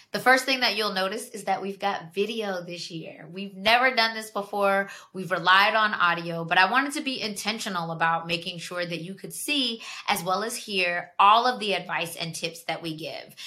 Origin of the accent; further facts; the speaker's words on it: Georgia, United States; moved away as an adult; now in Washington, D.C., United States; I'm from Georgia. I lived down there for 17 years before I made the leap to move to DC